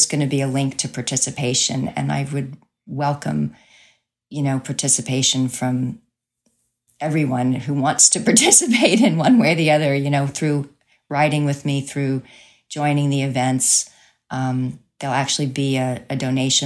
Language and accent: English; Crowley, Louisiana, United States; moved away as an adult; also born or lived in New Jersey; my hometown for Easter weekend in Crowley, Louisiana